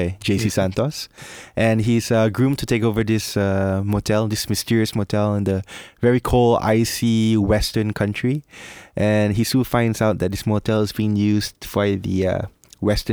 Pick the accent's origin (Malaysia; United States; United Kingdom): Malaysia; moved away as an adult; now in Philippines; I'm Malaysian, so coming here, like when I'm in my early 20s, I've been here almost 10 years now.